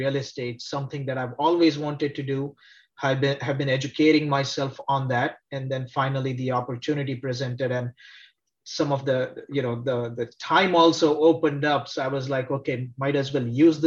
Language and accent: English; India; moved away as an adult; also born or lived in Texas, United States; now in Cincinnati, United States; Originally, I'm from India, grew up in India, moved to the US